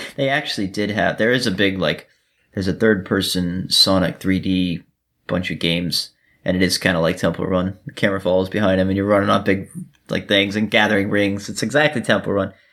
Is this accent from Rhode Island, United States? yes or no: no; Miami, Florida, United States; now in Georgia, United States; I'm from Florida. I was born in Miami